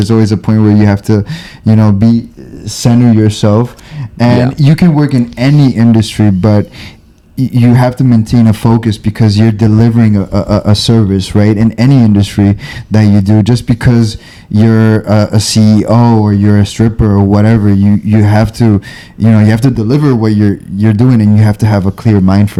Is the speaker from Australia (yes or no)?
no; Bolivia; moved away; also born or lived in Miami / East Coast; in Bolivia, I lived a really cool public life